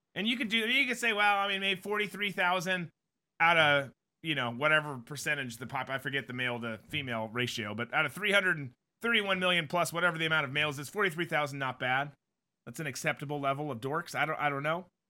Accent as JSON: {"language": "English", "region": "Minnesota", "country": "United States", "tie": "born or raised there", "moved": "yes", "lives_now": "Jacksonville, United States", "said": "I grew up in Minnesota"}